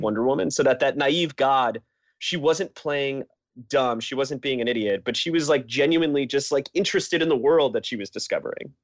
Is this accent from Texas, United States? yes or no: no; Connecticut, United States; I grew up in Connecticut